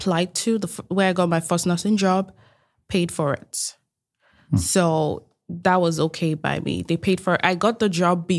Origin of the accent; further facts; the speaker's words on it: Nigeria; moved away as an adult; Like, I'm Nigerian. I grew up in Nigeria most of my adulthood, and I left Nigeria at the age of 19.